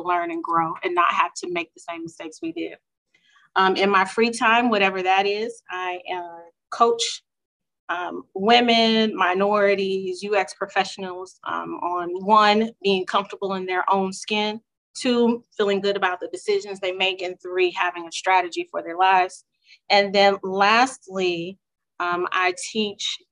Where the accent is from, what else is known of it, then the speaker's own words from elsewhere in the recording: Houston, Texas, United States; also born or lived in Dallas, Texas; I'm originally from Houston